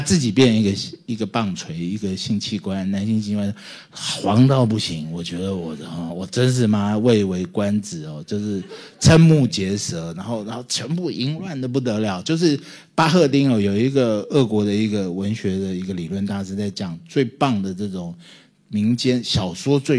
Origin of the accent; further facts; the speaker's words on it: Taiwan; 你妈妈你们招待我们来这里，我们是台湾人哎，你们招待我们来这里